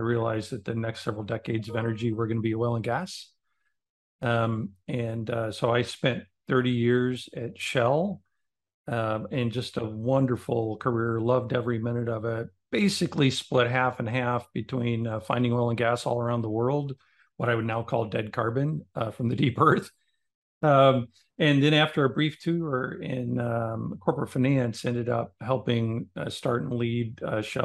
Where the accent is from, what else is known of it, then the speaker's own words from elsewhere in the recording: Omaha, Nebraska, United States; I grew up in Nebraska, but as a city kid in Omaha